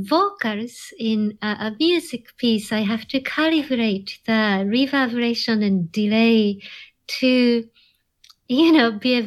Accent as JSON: {"language": "English", "country": "Japan", "tie": "born or raised there", "said": "And I think that born and raised in Japan, something about Japanese culture that tends to regard technology as an extension of nature in some way."}